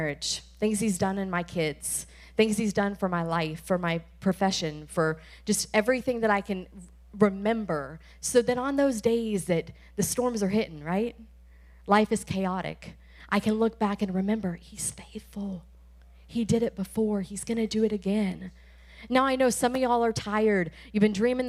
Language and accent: English; Tampa, Florida, United States; We are from Tampa Bay